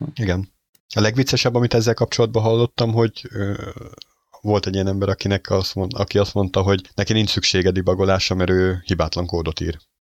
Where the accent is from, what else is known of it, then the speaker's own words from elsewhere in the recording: Hungary; magyarok vagyunk